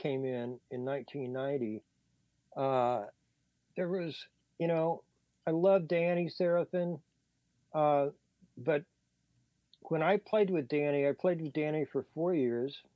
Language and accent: English; Manhattan, Kansas, United States; moved away; I grew up in Kansas on farms